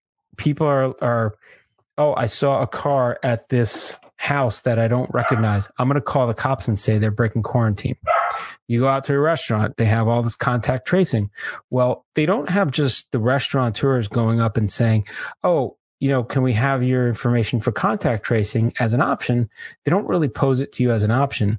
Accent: Florida, United States; I'm from Florida

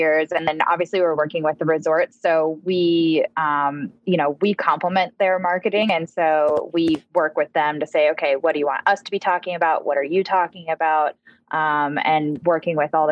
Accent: Oregon, United States; now in Utah, United States; I've never lived anywhere out west other than where I grew up in Oregon. I chose to move to Utah

